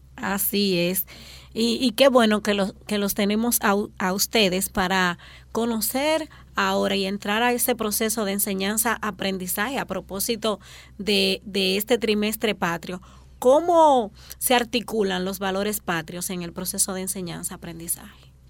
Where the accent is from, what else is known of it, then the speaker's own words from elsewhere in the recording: Dominican Republic; nuestra identidad como dominicanos